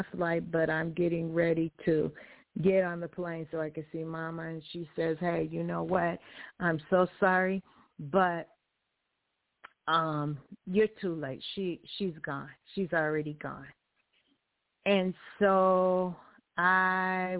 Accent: Los Angeles, California, United States; accent: Kansas; also born or lived in Kansas; I was raised in California, Los Angeles, you know, and then coming from Kansas with a Kansas accent and going to California and then getting raised there

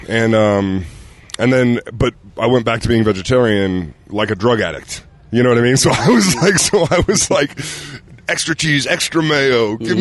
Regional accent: Utah, United States; moved away; growing up here

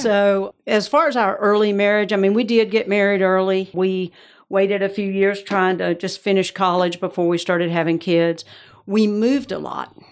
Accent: Georgia, United States; accent: Georgia; moved away as an adult; also born or lived in Atlanta / Raleigh / Orlando / Johnson City, Tennessee; now in West Palm Beach, United States; I am from Georgia originally, so that's the accent

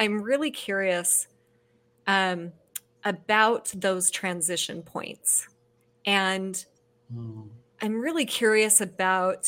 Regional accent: Salt Lake City, Utah, United States; I come from Salt Lake City, Utah. I'm raised in the Mormon church

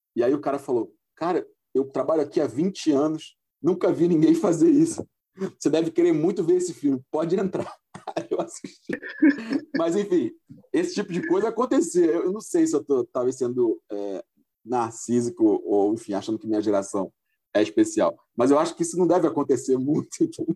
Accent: Espírito Santo, Brazil; also born or lived in Rio de Janeiro; eu não estou no Rio, agora estou em Vitória, porque eu sou capixaba

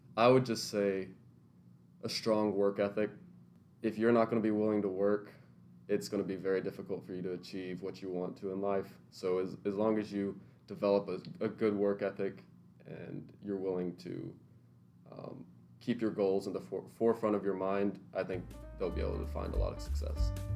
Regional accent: Lebanon, Tennessee, United States; now in Nashville, United States; I'm originally from Lebanon, Tennessee, but I've since moved into Nashville after attending MBA.

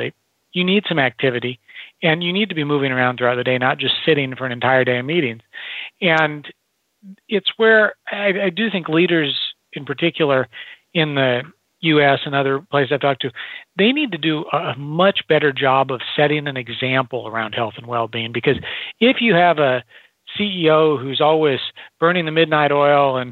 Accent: Nebraska, United States; I grew up in Nebraska in the Midwest

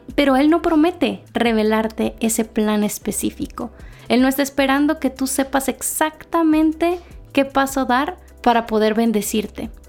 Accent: Mexico; moved away as an adult; now in Guatemala; yo ahora soy mexicana, pero vivo en Guatemala

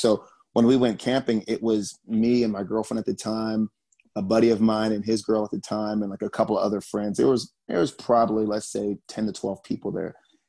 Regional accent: Germany; born there; I was born in Germany. So traveling has always been part of my life.

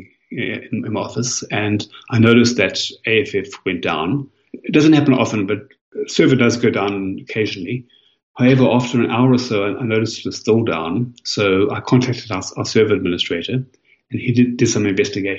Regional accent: South Africa; now in Melbourne, Australia; I'm originally South African, and I do try to go back to Cape Town every year.

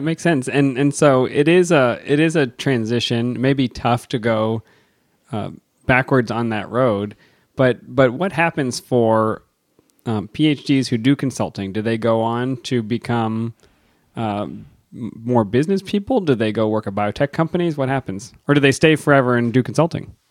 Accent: Erie, Pennsylvania, United States; growing up near Erie, Pennsylvania

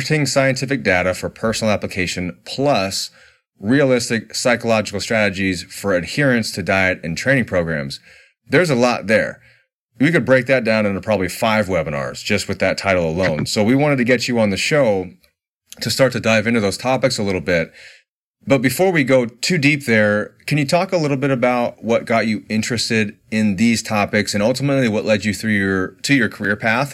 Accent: Indiana, United States; now in Orange County, United States; I grew up in Indiana, so I grew up in the four seasons

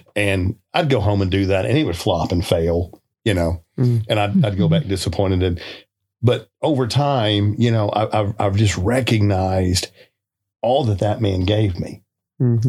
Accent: South Arkansas, United States; moved away; I'm from South Arkansas, like you, Steve

